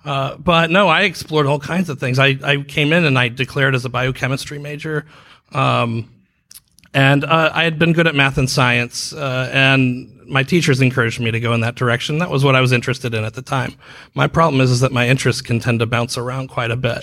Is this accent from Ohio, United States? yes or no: yes; Dayton, Ohio, United States; now in Orlando, United States; I'm from Dayton